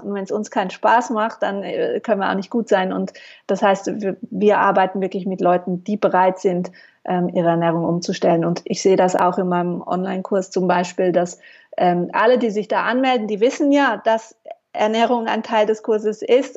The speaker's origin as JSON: {"language": "German", "country": "Switzerland", "also_born_or_lived": "Mallorca", "said": "Ich äh, bin Schweizerin, lebe in der Nähe von Basel"}